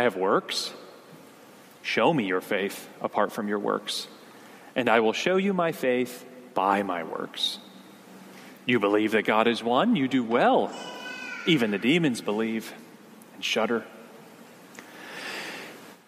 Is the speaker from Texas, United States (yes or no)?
no; near Hershey, Pennsylvania, United States; I grew up in Pennsylvania, not too far from the town of Hershey, where Hershey's chocolate is from